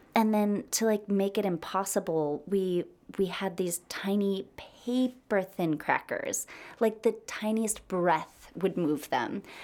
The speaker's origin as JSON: {"language": "English", "country": "United States", "said": "I'm American."}